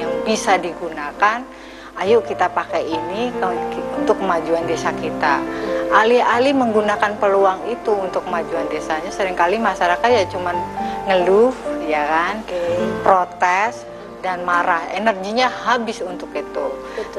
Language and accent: Indonesian; Cikarang, West Java, Indonesia; saya itu di apa ya di Cikarang di Brong lah Brong itu deket stasiun